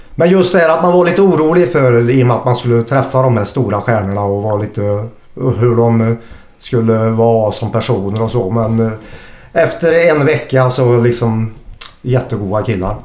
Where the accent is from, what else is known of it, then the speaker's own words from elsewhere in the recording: Hagfors, Värmland, Sweden; moved away as an adult; also born or lived in Karlskoga / Linköping; now in Gothenburg, Sweden; när jag växte upp i Hagfors, en klassisk bruksort